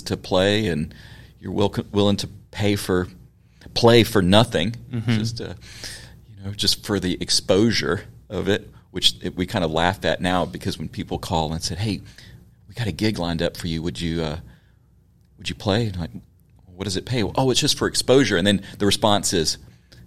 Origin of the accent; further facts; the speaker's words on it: Memphis, Tennessee, United States; Yes, born and raised. Grew up just around the corner from here in Midtown.